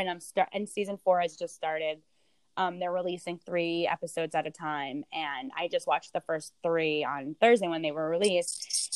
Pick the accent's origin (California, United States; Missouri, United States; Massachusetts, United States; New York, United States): New York, United States; New York City; as obviously a New Yorker